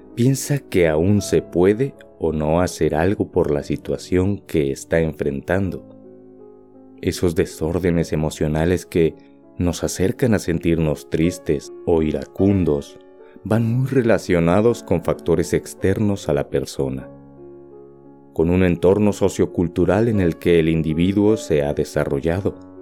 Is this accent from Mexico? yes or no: yes; Mexico; Como mexicano